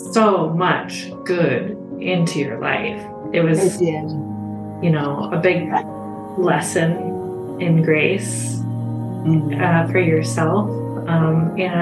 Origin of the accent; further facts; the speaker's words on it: Tacoma, Washington, United States; I grew up in Tacoma